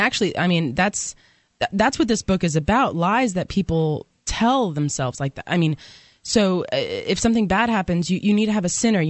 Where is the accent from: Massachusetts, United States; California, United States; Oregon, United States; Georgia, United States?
California, United States; moved away; I'm originally from California and they were back there. But, you know, when I was still living there